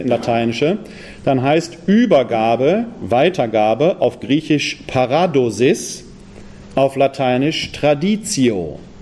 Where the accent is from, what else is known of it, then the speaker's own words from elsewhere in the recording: Essen, North Rhine-Westphalia, Germany; moved away; Ich habe zwar einige Jahre im Rheinland gelebt, bin aber von der Herkunft ein Ruhrgebietsmensch. Ich komme aus Essen